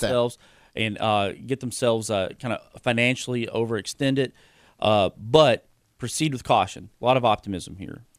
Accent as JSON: {"language": "English", "town": "Georgetown", "region": "Kentucky", "country": "United States", "tie": "born or raised there", "said": "We have a company in Georgetown, my hometown"}